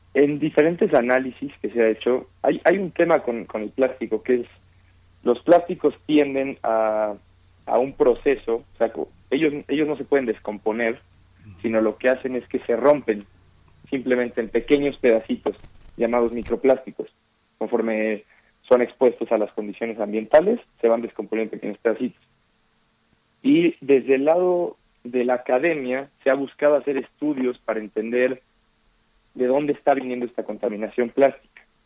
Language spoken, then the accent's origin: Spanish; Mexico; como mexicanas y mexicanos